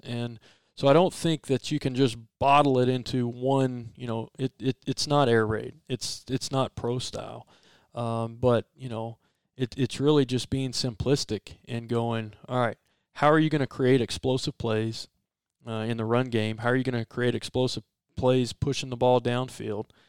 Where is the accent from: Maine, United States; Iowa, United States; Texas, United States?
Texas, United States; Port Arthur; also born or lived in Nederland, Texas; now in Starkville, United States; my family are, are, are, all coaches back in Southeast Texas. I was born in Port Arthur. I went to Nederland High School